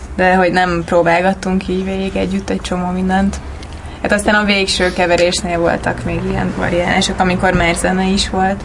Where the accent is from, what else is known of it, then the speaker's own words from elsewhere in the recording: Celldömölk, Vas, Hungary; moved away as an adult; now in Budapest, Hungary; én Celdömölki vagyok